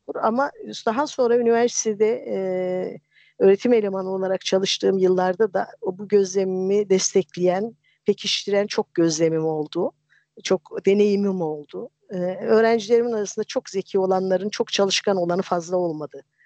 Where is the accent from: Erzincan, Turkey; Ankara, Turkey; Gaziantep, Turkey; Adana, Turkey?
Erzincan, Turkey; a village in; moved away; Erzincan'ın bir köyünde büyüdüm